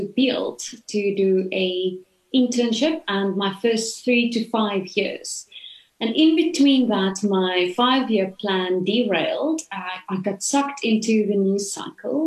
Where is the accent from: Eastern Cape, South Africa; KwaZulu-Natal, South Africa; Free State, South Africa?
Free State, South Africa; first language Afrikaans; English is a second language; I grew up in the Free State